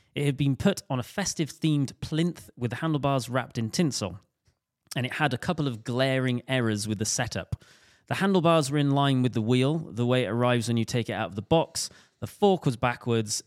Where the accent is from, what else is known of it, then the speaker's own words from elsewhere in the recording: Welsh, Wales, United Kingdom; me being Welsh